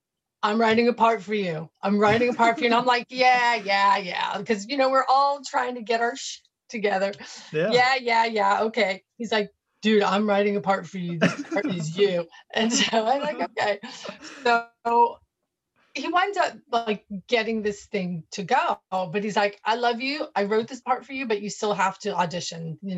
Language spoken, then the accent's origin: English; New York, United States; born there; also born or lived in Florida; And so I was born in New York, moved to Florida, and moved back to New York to study acting.